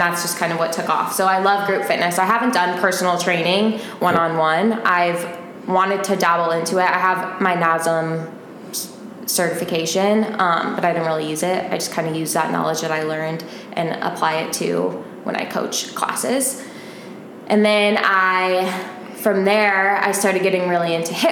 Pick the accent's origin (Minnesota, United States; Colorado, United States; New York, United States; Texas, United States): Colorado, United States; Denver; moved away as an adult; now in Arizona, United States; I'm from Denver, Colorado. I lived there for all of my life. I moved out here when I was 25